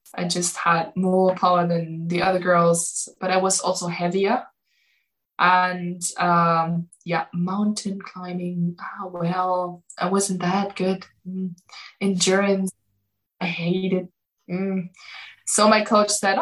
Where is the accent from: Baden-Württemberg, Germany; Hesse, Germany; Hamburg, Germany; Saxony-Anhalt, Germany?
Saxony-Anhalt, Germany; Magdeburg; English is a second language; moved away as an adult; now in Erfurt, Germany; I'm from Magdeburg. It's Sachsen-Anhalt.